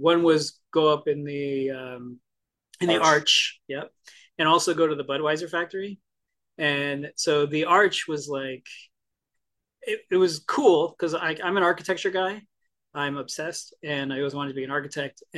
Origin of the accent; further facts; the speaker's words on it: New Jersey, United States; I grew up in Jersey, which is technically the Garden State